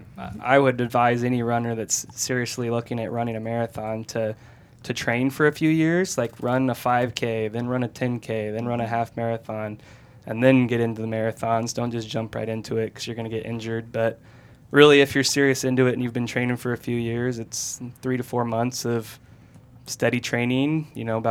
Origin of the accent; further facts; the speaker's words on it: Washington State, and Idaho, Pacific Northwest, United States; moved away as an adult; also born or lived in Sacramento, California; I was born and raised in the Pacific Northwest, Washington State, and Idaho